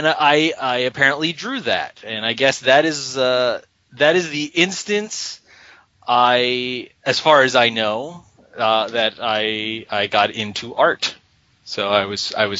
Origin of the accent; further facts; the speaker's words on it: Philadelphia, Pennsylvania, United States; moved away; I grew up in Philadelphia, Pennsylvania